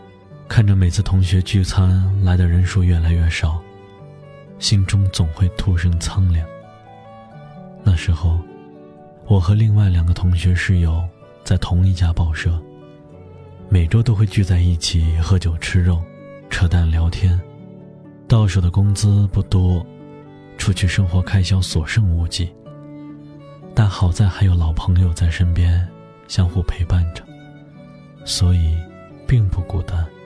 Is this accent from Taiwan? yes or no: no; Henan, China; 我的家乡是豫西北的一个小县城。曾经那里是以煤炭著称，但时至今日，煤炭早已被开采殆尽，故乡转型做起了旅游开发。